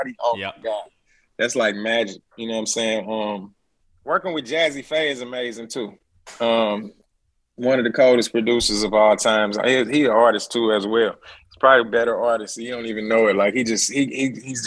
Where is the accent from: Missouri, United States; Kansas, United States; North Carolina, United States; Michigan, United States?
Missouri, United States; St. Louis; I'm from St. Louis